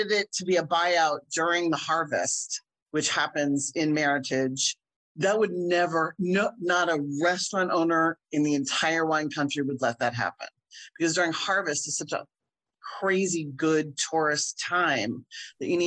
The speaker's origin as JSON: {"language": "English", "area": "near Philadelphia", "region": "Pennsylvania", "country": "United States", "tie": "born or raised there", "moved": "yes", "lives_now": "Chicago, United States", "said": "I grew up near Philly"}